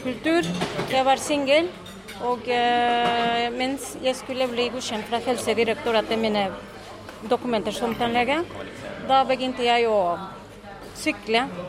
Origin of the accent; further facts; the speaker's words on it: Mexico; Norwegian is a second language; moved away; fra Mexico